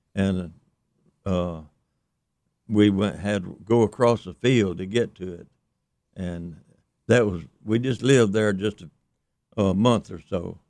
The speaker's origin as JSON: {"language": "English", "region": "Mississippi", "country": "United States", "tie": "born or raised there", "also_born_or_lived": "East Carroll Parish, Louisiana", "said": "I grew up actually in Mississippi with the Jacksons"}